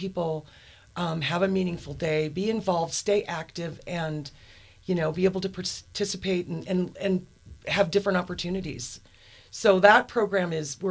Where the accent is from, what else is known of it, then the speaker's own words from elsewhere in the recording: Helena, Montana, United States; I am from Montana. My parents were both born and raised Montanas. My father is from the Hamilton area, and my mom was raised in Anaconda. So I've been in Helena for most of my life